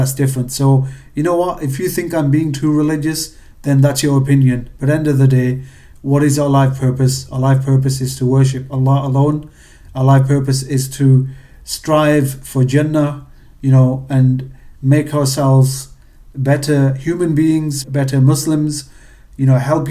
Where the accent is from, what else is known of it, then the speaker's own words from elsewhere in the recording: England, United Kingdom; accent: British; moved away as an adult; also born or lived in Pakistan (ancestry); now in United States; with being British and moving to America, my accent was definitely a conversation starter